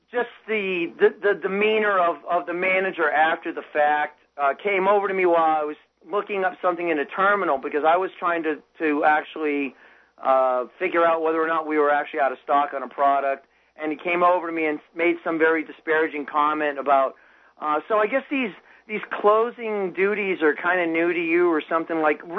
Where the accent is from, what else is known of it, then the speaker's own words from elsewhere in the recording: New Hampshire, United States; I grew up in New Hampshire